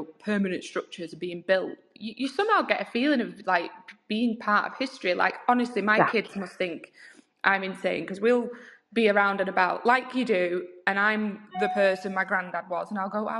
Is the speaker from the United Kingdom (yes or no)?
yes; United Kingdom; as British people